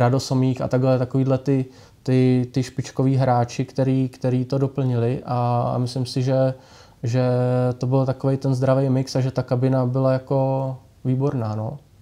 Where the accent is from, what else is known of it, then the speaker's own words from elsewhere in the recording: Pardubice, Pardubice Region, Czechia; hodně kluků, co jsme byli tady z Pardubic